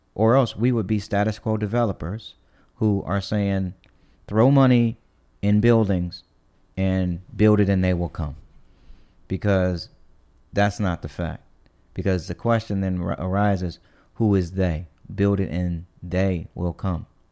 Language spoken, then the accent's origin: English; East Cleveland, Ohio, United States; moved away; I grew up in East Cleveland